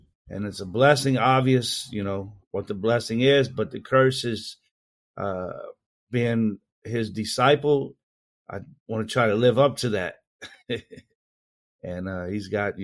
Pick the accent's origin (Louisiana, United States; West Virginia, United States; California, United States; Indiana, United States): Indiana, United States; Indianapolis; I grew up in Indianapolis, Indiana, and born and raised there